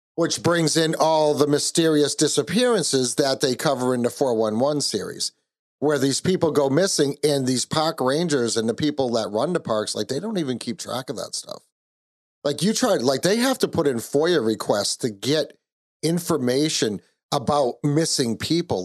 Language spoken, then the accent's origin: English; Kentucky, United States; now in New England, United States; I was born in Kentucky